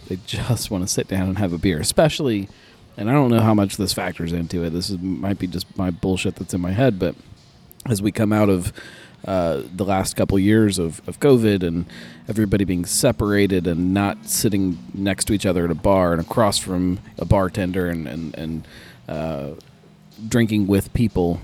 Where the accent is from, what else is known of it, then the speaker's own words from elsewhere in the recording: Cincinnati, Ohio, United States; in Cincinnati, we feel like we have to do things the hard way sometimes